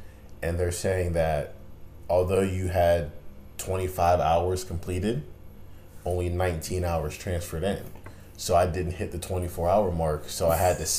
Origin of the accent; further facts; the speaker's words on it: Ambridge, Pennsylvania, United States; I'm from Ambridge, Pennsylvania, so I'm about an hour 10 minutes from Bethany.